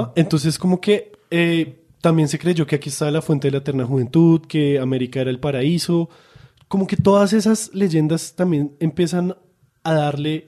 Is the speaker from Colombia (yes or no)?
yes; Colombia; nosotros colombianos